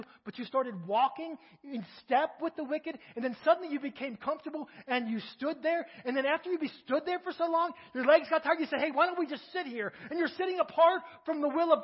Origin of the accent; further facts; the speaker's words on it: Kentucky, United States; moved away as an adult; now in Crawford, United States; I'm from Kentucky